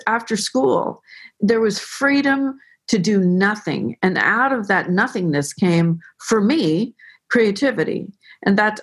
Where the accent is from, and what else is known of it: Belvedere Tiburon, California, United States; born or raised there